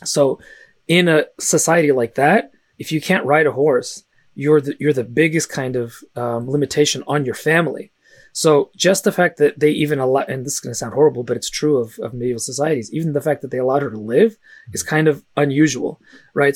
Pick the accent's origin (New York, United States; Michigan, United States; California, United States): California, United States; San Francisco; first language Russian; English is a second language; I actually didn't speak English until I was five, uh, even though I was born in San Francisco